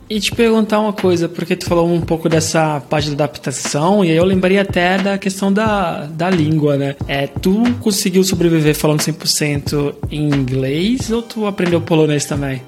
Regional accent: Brazil; moved away as an adult; also born or lived in Canada; now in Porto, Portugal; Primeira vez que eu saí do Brasil

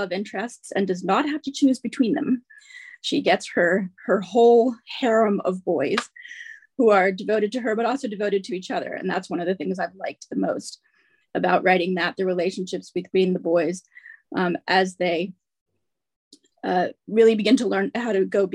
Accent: United States; now in Manchester, United Kingdom; I'm obviously an American, but I live in Manchester, just north of Manchester

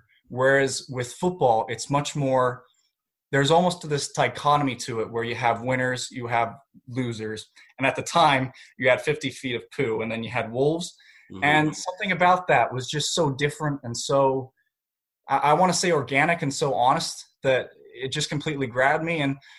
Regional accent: Southern California, United States; I actually was born and raised in Southern California

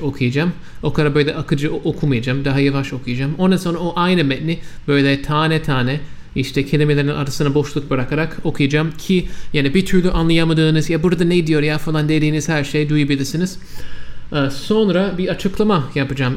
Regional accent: United States; first language English; Turkish is a second language; ben Amerikalıyım. Benim anne dilim İngilizce

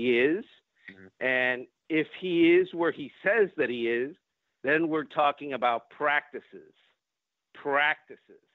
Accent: Cuba; English is a second language; now in United States; I'm Cuban. I was born in Cuba

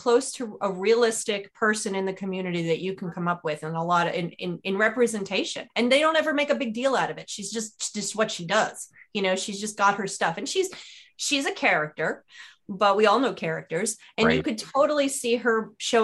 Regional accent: New York, United States; I grew up in New York

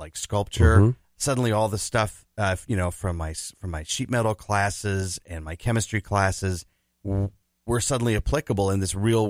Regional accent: Minneapolis, Minnesota, United States; also born or lived in China; So I grew up on Lake Harriet.

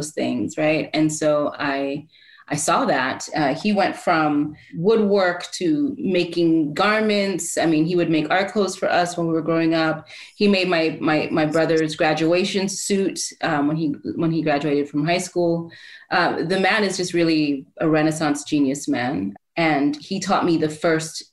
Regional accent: New York, United States; also born or lived in Port-au-Prince, Haiti; I was born in Haiti and in Port-au-Prince and moved to Harlem when I was around 2 or so.

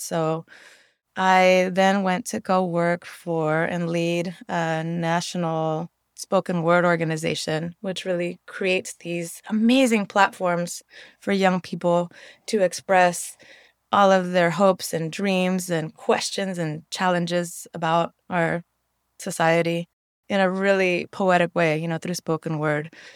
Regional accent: San Francisco, California, United States; growing up in the Mission

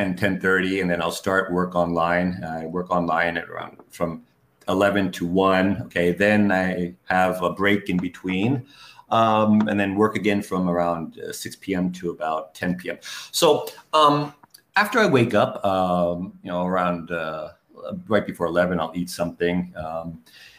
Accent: New York City, New York, United States; moved away; I'm from New York City

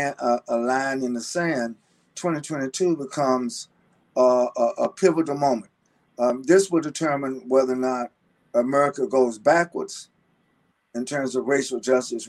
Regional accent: North Carolina, United States; my home state of North Carolina

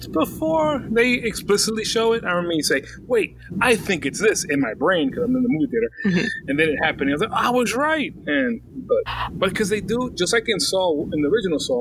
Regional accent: United States; from America

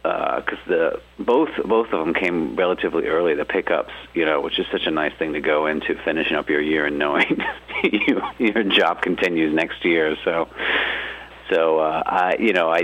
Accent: Charlotte, North Carolina, United States; moved away as an adult; now in Los Angeles, United States; Originally from North Carolina. Grew up in Charlotte. Moved out to L.A. like around right after college.

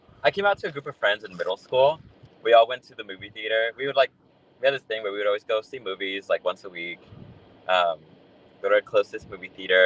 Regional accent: Los Angeles, California, United States; I am from here in California. Just been living in LA my whole life. Moved like 10 times growing up

